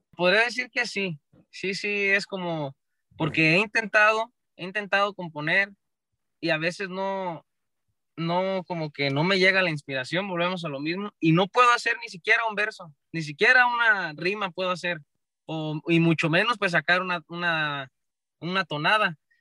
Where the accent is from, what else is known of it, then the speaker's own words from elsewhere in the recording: Michoacán, Mexico; somos michoacanos y del cerro